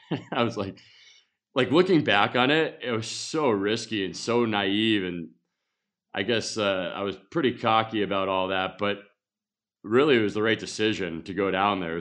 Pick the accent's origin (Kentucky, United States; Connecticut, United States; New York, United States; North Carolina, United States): Connecticut, United States; moved away; also born or lived in Montreal / Las Vegas; in Connecticut growing up